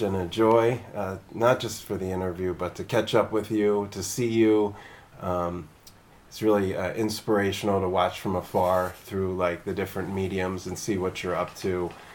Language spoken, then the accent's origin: English; Philadelphia, Pennsylvania, United States; also born or lived in New Orleans, Louisiana; now in Oakland, United States; I'm from the Philadelphia area.